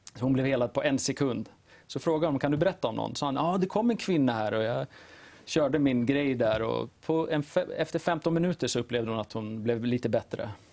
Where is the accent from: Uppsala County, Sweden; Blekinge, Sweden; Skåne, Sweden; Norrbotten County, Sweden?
Uppsala County, Sweden; Uppsala; jag bor i Uppsala, född och uppvuxen där